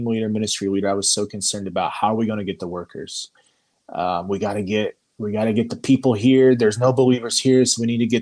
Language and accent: English; Indiana, United States; moved away as an adult; now in Slovenia; I'm from Indiana.